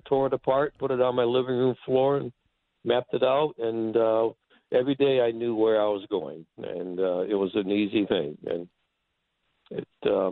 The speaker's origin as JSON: {"language": "English", "town": "Newburyport", "region": "Massachusetts", "country": "United States", "tie": "born or raised there", "said": "here in my hometown in Newburyport"}